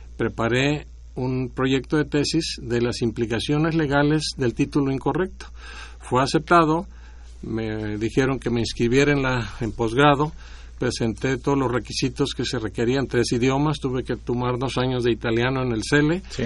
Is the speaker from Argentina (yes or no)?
no; Guasave, Sinaloa, Mexico; moved away; also born or lived in Washington, D.C.; En mi pueblo, en Guasave, Sinaloa